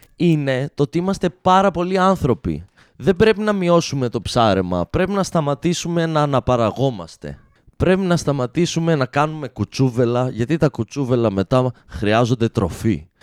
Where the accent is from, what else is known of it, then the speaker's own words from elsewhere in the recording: Alexandroupoli, Eastern Macedonia and Thrace, Greece; είμαι άντρα από την Αλεξανδρούπολη